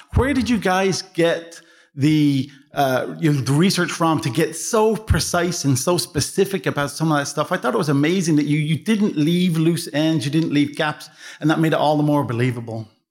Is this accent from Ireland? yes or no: yes; Dublin, Leinster, Ireland; I'm from Dublin